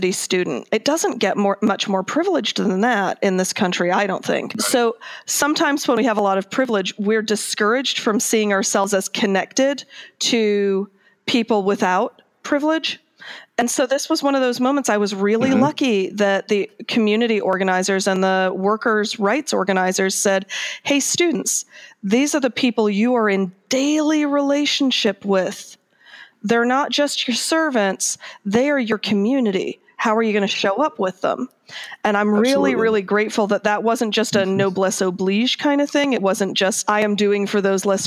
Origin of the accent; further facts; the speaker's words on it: Akron, Ohio, United States; I grew up mostly in Akron, Ohio, which is a union town